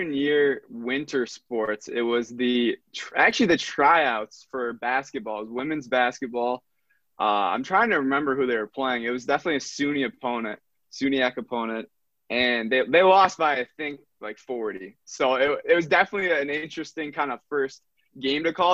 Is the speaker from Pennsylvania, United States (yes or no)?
no; Syracuse, New York, United States; also born or lived in Buffalo, New York; I was born in Buffalo, raised in Syracuse